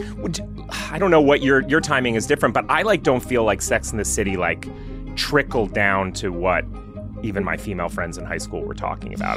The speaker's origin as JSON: {"language": "English", "region": "Massachusetts", "country": "United States", "tie": "born or raised there", "also_born_or_lived": "Pennsylvania", "said": "we moved from Pennsylvania to after fourth grade to Massachusetts"}